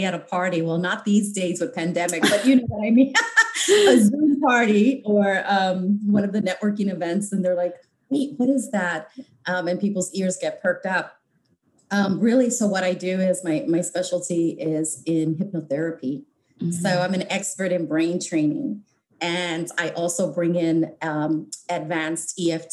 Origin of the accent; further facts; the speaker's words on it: New York City, New York, United States; moved away as an adult; also born or lived in Bronx, New York; now in Los Angeles, United States; I grew up in New York City in the Lower East Side at Rutgers Community Projects